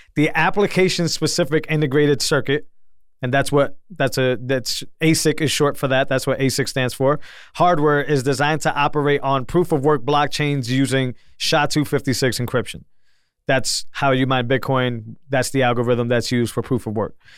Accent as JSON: {"language": "English", "region": "New England", "country": "United States", "said": "I'm from New England"}